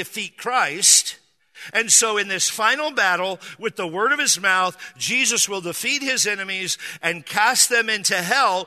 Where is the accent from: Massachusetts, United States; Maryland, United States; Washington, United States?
Washington, United States; now in San Diego, United States; I grew up in Washington State